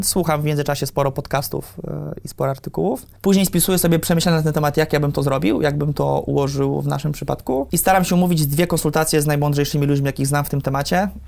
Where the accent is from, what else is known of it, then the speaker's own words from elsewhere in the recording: Poland; jesteśmy z Polski